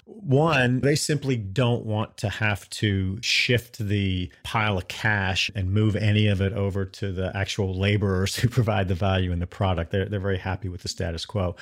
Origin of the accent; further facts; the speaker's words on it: Durham, North Carolina, United States; moved away as an adult; also born or lived in Athens, Georgia; I grew up in Durham. Uh, Durham's my hometown.